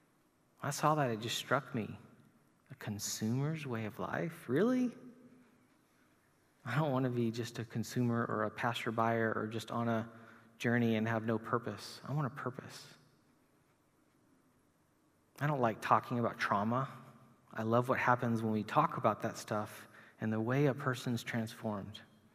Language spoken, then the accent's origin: English; Chile; moved away; to look at my friends in South America where I grew up in Chile